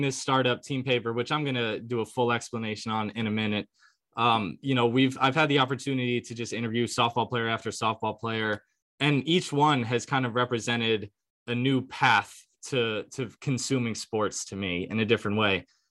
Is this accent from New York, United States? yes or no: yes; New York, United States; I grew up in New York